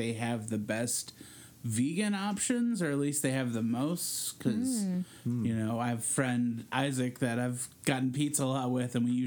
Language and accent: English; Georgia, United States; now in Milwaukee, United States; growing up in Georgia